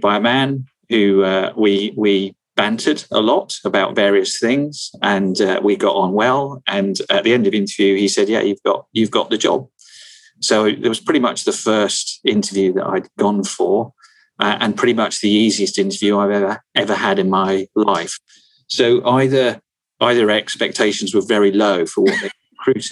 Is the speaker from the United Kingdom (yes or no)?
yes; New Forest, South East England, United Kingdom; I was born in the New Forest.